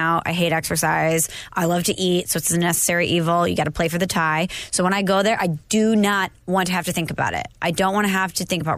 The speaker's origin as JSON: {"language": "English", "town": "St. Louis", "region": "Missouri", "country": "United States", "tie": "born or raised there", "said": "as a kid growing up in St. Louis in the early 2000s"}